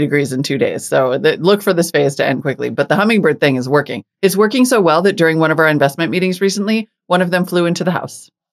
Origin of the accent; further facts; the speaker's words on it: Montana, United States; moved away; also born or lived in North Dakota; I grew up in Montana and North Dakota